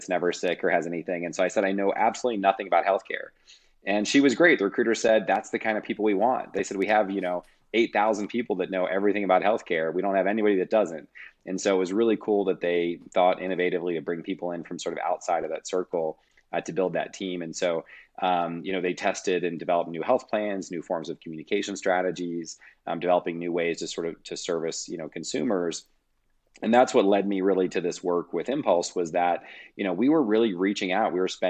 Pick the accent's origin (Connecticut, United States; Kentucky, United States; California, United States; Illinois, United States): Kentucky, United States; And so I grew up in Northern Kentucky, Cincinnati, Ohio area, undergrad and master's degree, all in the Midwest at the University of Louisville in their entrepreneurial program.